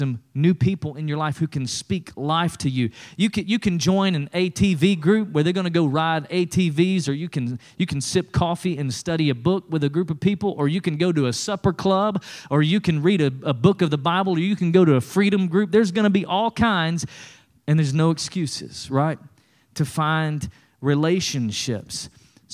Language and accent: English; East Tennessee, United States; When I was growing up in East Tennessee